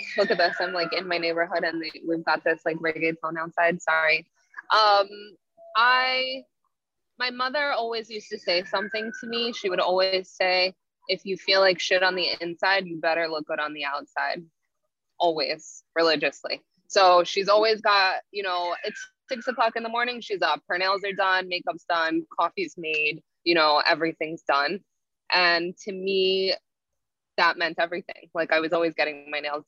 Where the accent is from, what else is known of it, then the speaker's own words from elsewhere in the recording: Cliffwood Beach, New Jersey, United States; I grew up in Cliffwood Beach, New Jersey. So it's a central Jersey